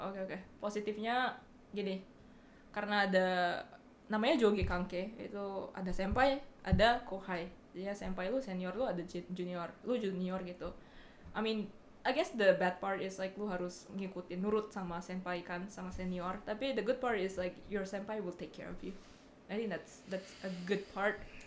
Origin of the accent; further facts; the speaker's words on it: Bali, Indonesia; now in Japan; gue dari Bali